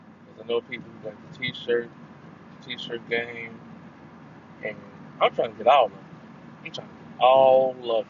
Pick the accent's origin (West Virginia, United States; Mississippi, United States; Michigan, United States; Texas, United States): Texas, United States; Houston; also born or lived in California; I've lived in Texas longer than I've lived anywhere else in my entire life. So saying Houston is my hometown